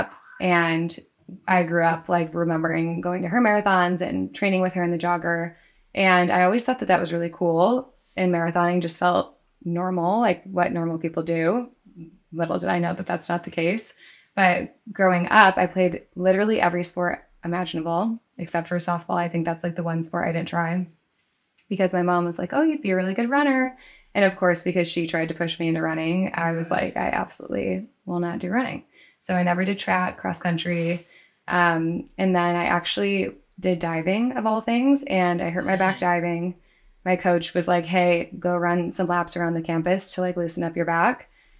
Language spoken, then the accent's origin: English; Grand Rapids, Michigan, United States; Michigan, Grand Rapids on the west side.